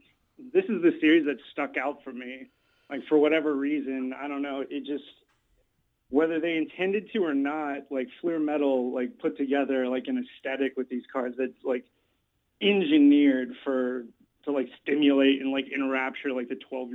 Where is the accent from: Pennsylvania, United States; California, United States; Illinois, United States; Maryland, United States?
Illinois, United States; Chicago; born there; And I wasn't born in Indiana. I was born in Chicago, and I moved around a lot growing up.